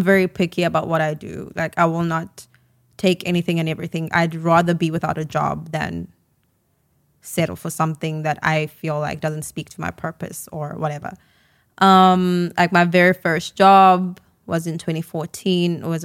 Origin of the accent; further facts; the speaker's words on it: South Africa; I'm South African